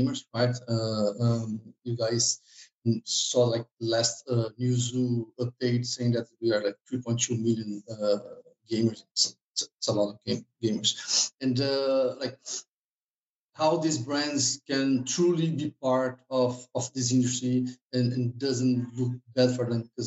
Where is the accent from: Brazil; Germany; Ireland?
Brazil; moved away as an adult; now in Stockholm, Sweden; I'm from Brazil, so I'm freezing here in Stockholm.